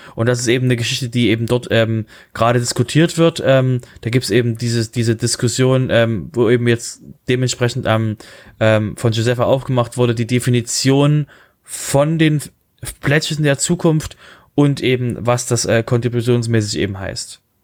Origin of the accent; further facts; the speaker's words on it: Germany; wir als Deutsche